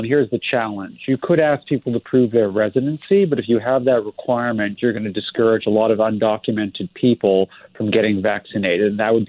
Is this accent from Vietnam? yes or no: no; Canada; now in United States; And I'm also a Canadian citizen, a dual citizen. I grew up in Canada and I've been living in the States.